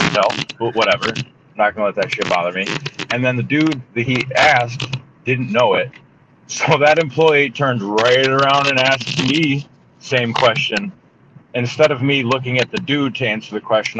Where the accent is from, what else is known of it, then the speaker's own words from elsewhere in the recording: Holt, Michigan, United States; also born or lived in Lansing, Michigan / Mason, Michigan / Grand Rapids, Michigan / Detroit, Michigan; I was born in Holt, Michigan